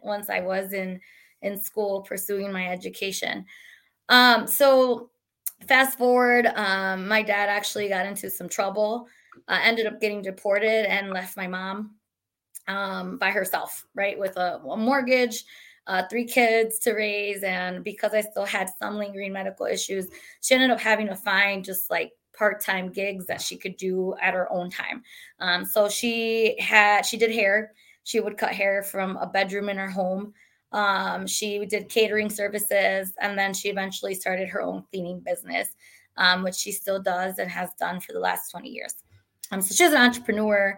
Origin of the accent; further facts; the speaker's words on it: Milwaukee, Wisconsin, United States; I was born and raised in Milwaukee, Wisconsin, South Side to be specific